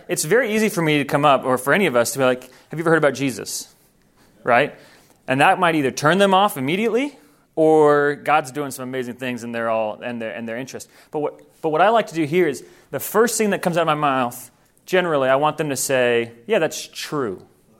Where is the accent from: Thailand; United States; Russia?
Thailand; I grew up in Thailand. And I grew up in a place that's very well known for spiritual presence, for witch doctors.